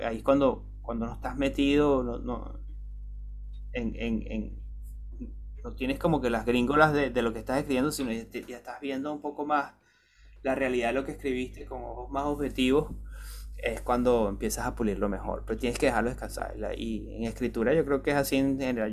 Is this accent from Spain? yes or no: no; Venezuela; moved away as an adult; cuando yo me fui de Venezuela